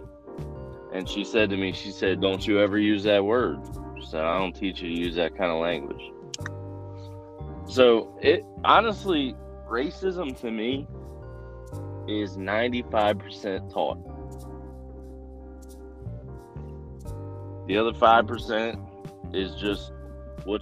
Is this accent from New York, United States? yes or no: no; New Jersey, United States; I'm from Jersey.